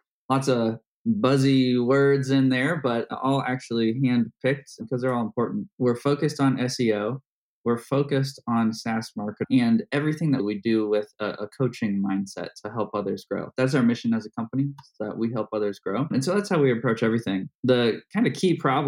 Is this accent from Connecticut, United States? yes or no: no; Indianapolis, Indiana, United States; my hometown, Indianapolis